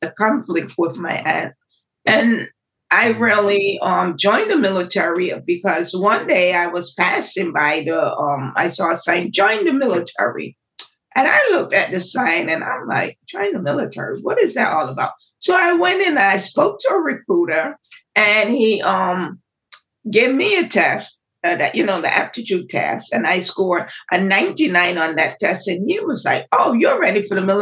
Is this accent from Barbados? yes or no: yes; Barbados; now in United States; Growing up in Barbados was quite different than growing up in the United States